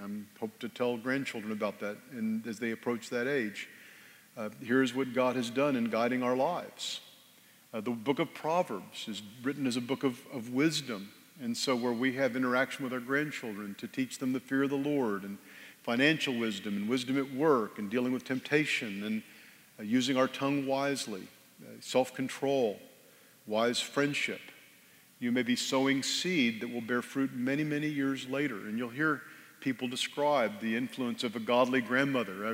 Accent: Texas, United States; born or raised there; also born or lived in Northern Virginia

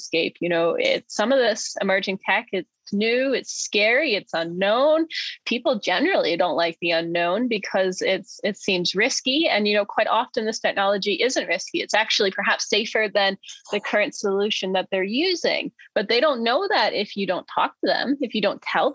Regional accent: Maine, United States; he's from my home state

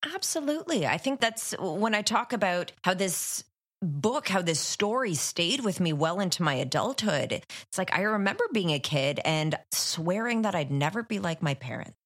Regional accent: Ottawa, Ontario, Canada; I grew up in Ottawa, which is Canada's capital

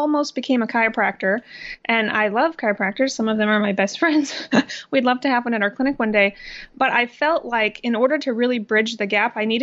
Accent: Midwest, United States; I was born and raised in the Midwest, and I went to University of Iowa to become a nurse

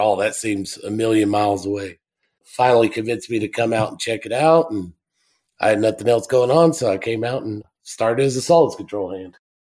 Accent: El Paso, Texas, United States; also born or lived in Delaware Basin; I am originally from El Paso, Texas. Grew up there

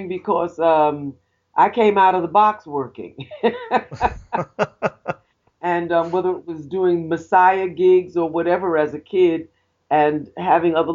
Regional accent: New York City, New York, United States; As a young girl, I grew up in the Bronx

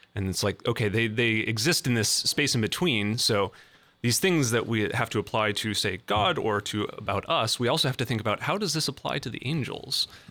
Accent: Fargo, North Dakota, United States; moved away as an adult; now in Columbus, United States; I'm originally from Fargo, North Dakota.

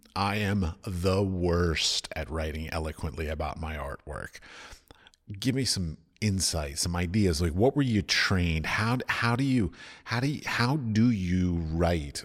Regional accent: United States; moved away as an adult; also born or lived in Middle East; I come from America

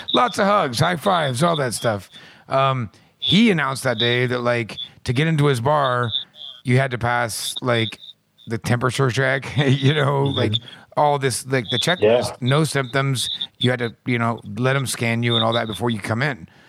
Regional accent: Midwest, United States; I'm from the Midwest

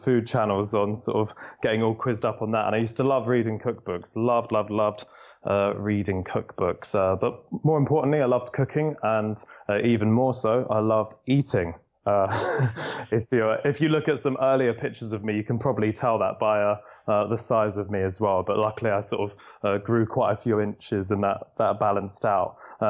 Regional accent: London, United Kingdom; I'm a Londoner, born and bred.

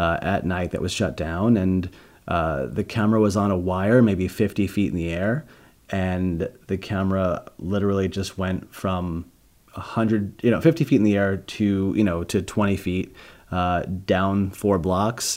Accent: New York, United States; moved away as an adult; also born or lived in Boston; now in Los Angeles, United States; I'm from New York.

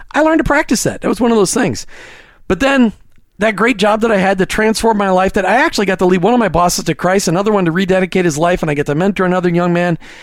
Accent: Minnesota, United States; I was from Minnesota, the great state of Minnesota

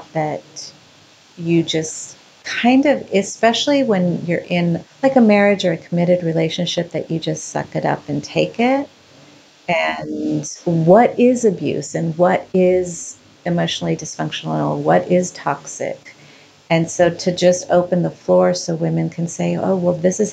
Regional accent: Ecuador; now in Orange County, United States; I was born in Ecuador

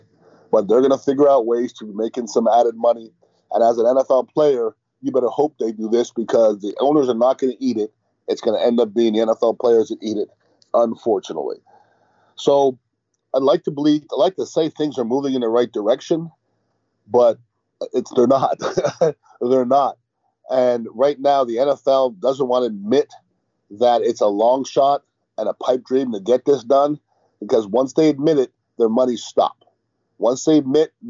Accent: Montreal, Quebec, Canada; I'm from far from Mississippi. I'm from Montreal, Canada.

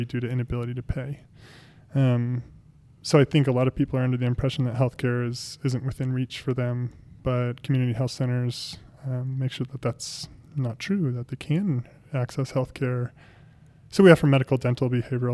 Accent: Billings, Montana, United States; also born or lived in Bozeman / Missoula; I grew up in Billings on the west end of town

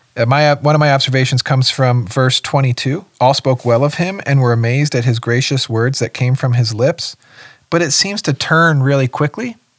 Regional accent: West Windsor, New Jersey, United States; moved away; my hometown is West Windsor, New Jersey

